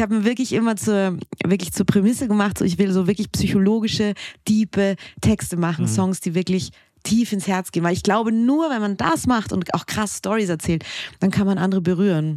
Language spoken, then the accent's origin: German; Austria; moved away; ich bin ja Österreicherin, gebürtig